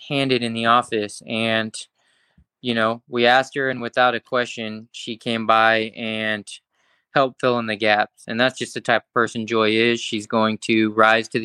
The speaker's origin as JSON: {"language": "English", "region": "California", "country": "United States", "tie": "born or raised there", "said": "I grew up in California"}